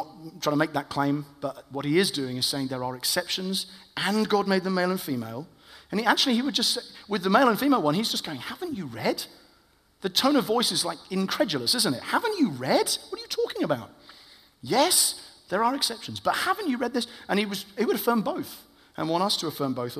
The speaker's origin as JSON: {"language": "English", "country": "United Kingdom", "said": "I am white British"}